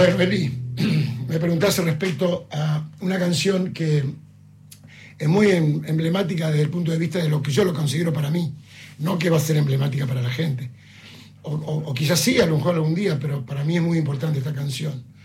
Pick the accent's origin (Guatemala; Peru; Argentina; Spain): Argentina; Cañada; born or raised there; moved away as an adult; now in Buenos Aires, Argentina